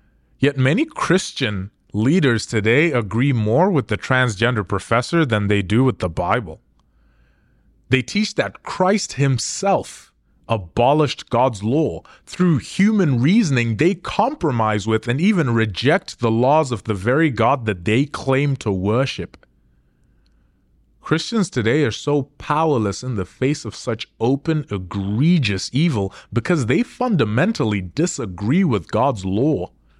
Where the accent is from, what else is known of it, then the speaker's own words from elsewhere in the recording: Zimbabwe; America is leaps and bounds ahead of my home country of Zimbabwe.